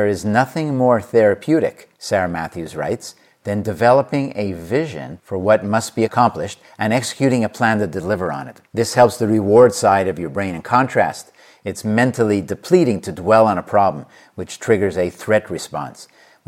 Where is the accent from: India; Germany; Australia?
India; moved away as an adult; now in Cincinnati, United States; I had no American university degree or work experience when I moved from India to Cincinnati about 30 years ago.